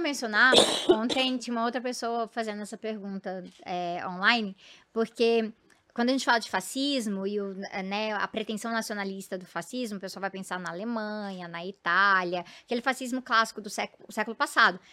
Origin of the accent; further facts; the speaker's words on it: Goiás, Brazil; eu venho de Goiás